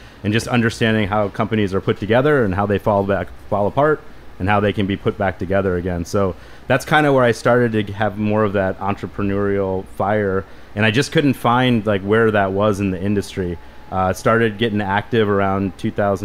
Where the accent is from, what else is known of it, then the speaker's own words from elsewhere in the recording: St. Louis, Missouri, United States; moved away as an adult; also born or lived in Chicago; I grew up in St. Louis, Missouri.